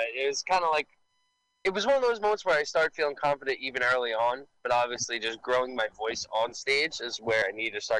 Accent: New York City, New York, United States; I grew up in Staten Island

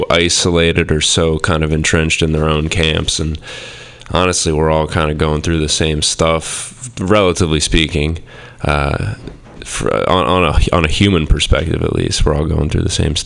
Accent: Boothbay, Maine, United States; I was born and raised in Maine, a little coastal town called Booth Bay

